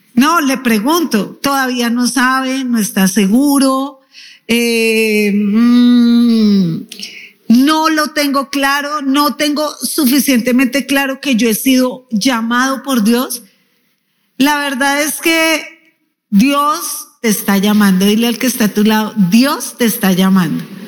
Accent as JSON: {"language": "Spanish", "country": "Colombia", "said": "diríamos en Colombia"}